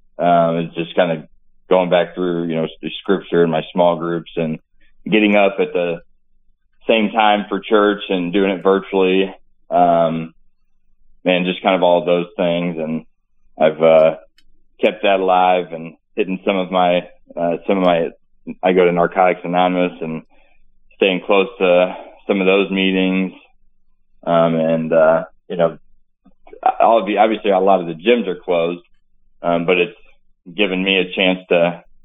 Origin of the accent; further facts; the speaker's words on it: Farmington, Missouri, United States; I'm from Farmington, Missouri, raised up playing sports. My parents divorced when I was young, pretty decent upbringing. I fell in love with sports, a small town, big football town.